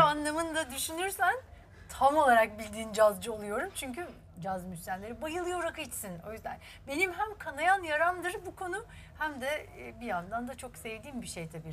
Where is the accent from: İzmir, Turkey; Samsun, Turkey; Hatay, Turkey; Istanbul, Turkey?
Istanbul, Turkey; Beşiktaş çocuğuyum da Ortaköylüyüm. İşte sonra Beşiktaş'ta okudum